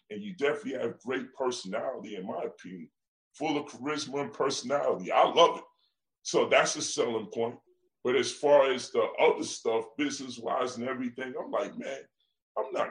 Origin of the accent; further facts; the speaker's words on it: Brooklyn, New York, United States; My son called me, I'm from Brooklyn.